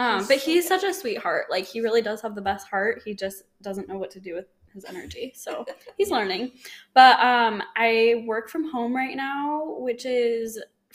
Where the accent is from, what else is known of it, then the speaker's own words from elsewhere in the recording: Holladay, Utah, United States; moved away as an adult; now in Tempe, United States; I grew up in Salt Lake City, Utah, Holiday to be specific. And then I moved down to Tempe to go to ASU in 2016 and been here ever since.